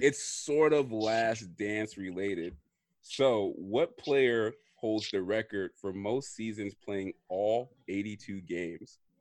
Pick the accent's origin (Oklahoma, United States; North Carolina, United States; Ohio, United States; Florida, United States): Florida, United States; when I was growing up, I know we are from Florida